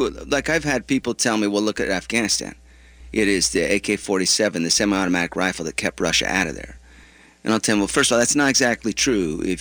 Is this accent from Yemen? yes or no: yes; Yemen; I'm from Yemen.